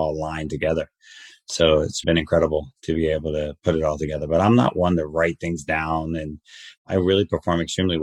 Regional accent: New Jersey, United States; I am from Jersey

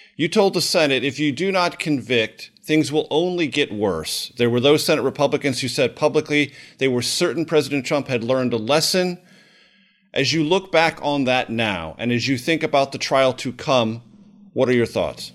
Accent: Southern California, United States; I grew up in Southern California

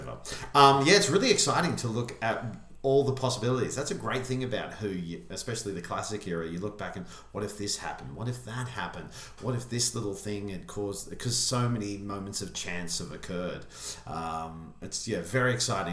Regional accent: Dubbo, New South Wales, Australia; now in Melbourne, Australia; Dubbo, my hometown in country New South Wales

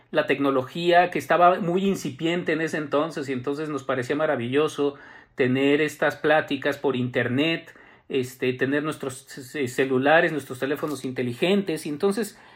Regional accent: Mexico City, Mexico; yo soy chilango

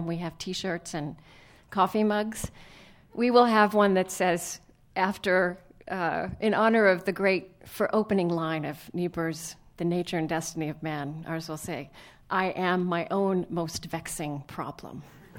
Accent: Minnesota, United States; because we came from Minnesota, and like the president, we don't think an ice storm is that big a deal.

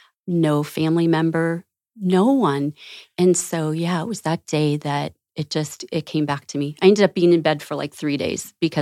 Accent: Florida, United States; I grew up in Southwest Florida.

